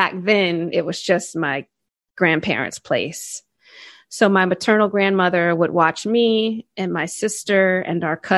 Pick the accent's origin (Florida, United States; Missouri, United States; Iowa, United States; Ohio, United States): Ohio, United States; Cincinnati; I grew up in the Midwestern United States, specifically Southern Ohio